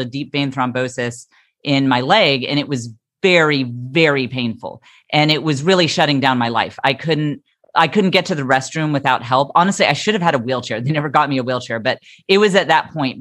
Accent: the Bible Belt, United States; I grew up in the Bible Belt

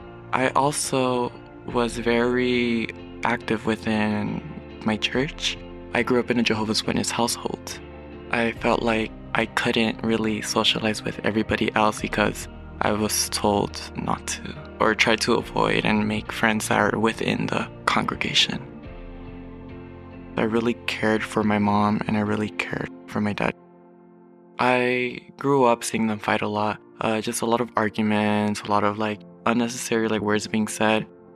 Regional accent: Los Angeles, California, United States; also born or lived in Long Beach / Tijuana; now in Pomona, United States; I was born in Long Beach, California. 2 weeks after I was born, I ended up moving to Tijuana. I lived there for a good 3-4 years. Then I would move to LA, shifting from city to city. And now I reside in Pomona.

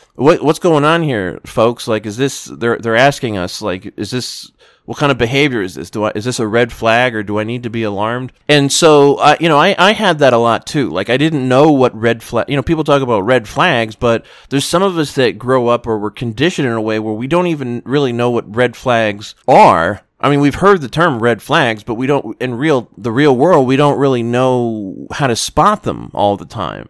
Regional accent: South Florida, United States; growing up in South Florida

